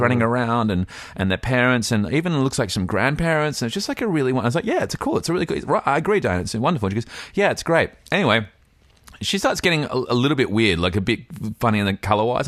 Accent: Fremantle, Western Australia, Australia; I'm from Fremantle.

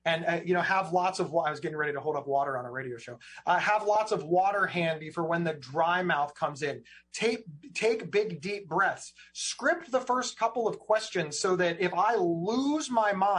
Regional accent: Ohio, United States; I'm some schlub from Ohio

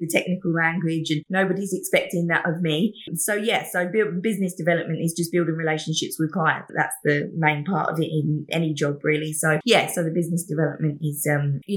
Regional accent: England, United Kingdom; moved away as an adult; now in Gold Coast, Australia; I am originally from England and I work for Media Shark, an app development agency based on the Gold Coast. And I've lived here in Australia for nearly 10 years now

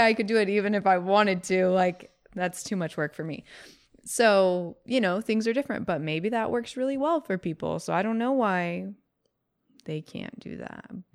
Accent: California, United States; we grew up in California

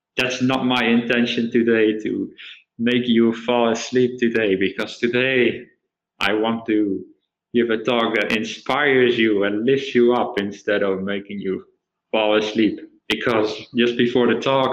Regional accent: Netherlands; moved away as an adult; now in Australia; I was from the Netherlands

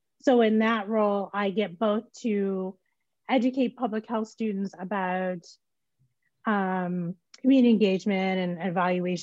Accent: Tulsa, Oklahoma, United States; also born or lived in Santa Barbara, California / Northeast US; now in Omaha, United States; I'm from Oklahoma. So I grew up in Tulsa, Oklahoma, in the shadow of the 1921 riots. I am currently in Omaha, Nebraska

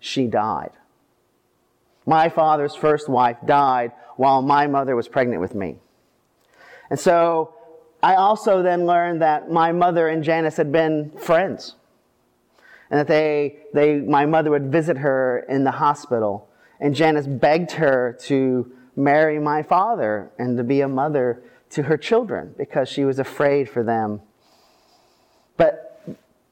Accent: Indianapolis, Indiana, United States; moved away; That's my hometown

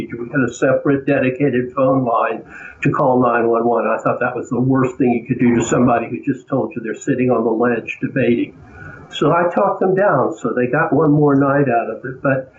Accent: Georgia, United States; accent: Southern; I was born in Georgia, raised in Georgia

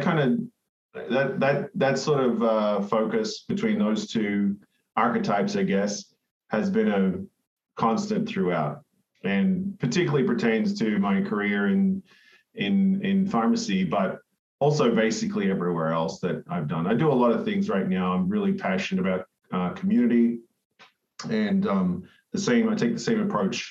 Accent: Cairns, Queensland, Australia; I was born and raised in Cairns in Far North Queensland, Australia

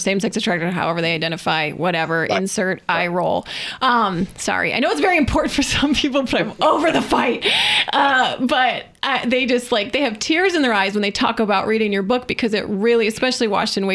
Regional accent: Michigan, United States; I'm from Michigan

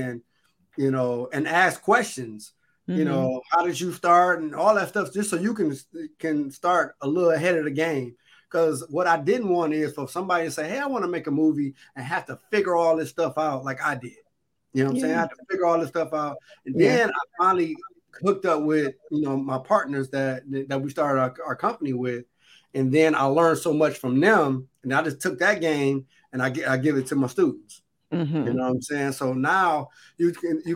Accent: Detroit, Michigan, United States; I am from Grand River in Schoolcraft

